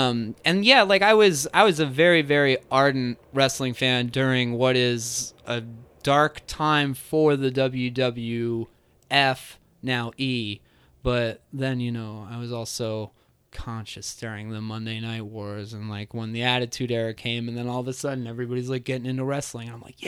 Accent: East Coast, United States; I grew up on the East Coast.

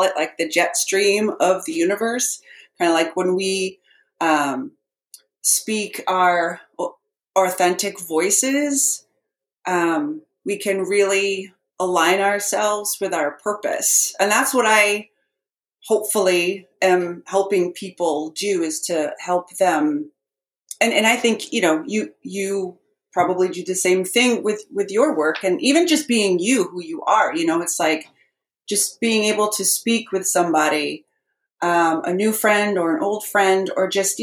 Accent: Lower Hudson Valley of New York, United States; accent: New York; moved away as an adult; also born or lived in Boston, Massachusetts; I grew up in the Lower Hudson Valley of New York with parents who had a very strong Massachusetts accent

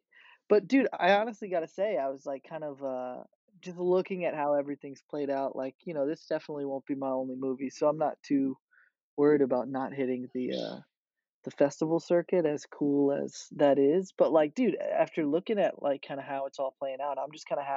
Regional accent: Little Rock, Arkansas, United States; moved away; I grew up in Little Rock, Arkansas

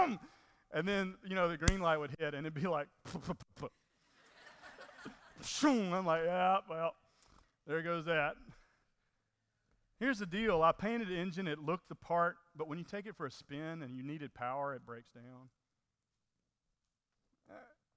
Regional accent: Mississippi, United States; moved away; I was from Mississippi

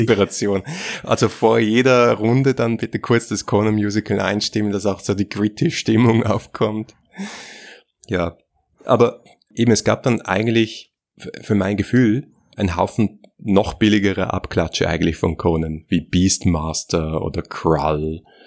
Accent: Austria

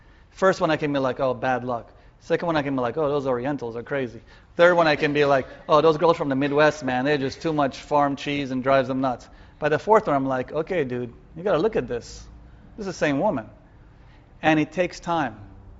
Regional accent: Vietnam; now in United States; Because I was raised in Vietnam during the Vietnam War. I knew grenades and being shot at. That was home.

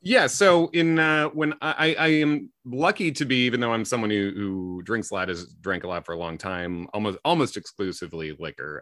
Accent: Midwest, United States; I'm a white guy from the Midwest who grew up in the nineties

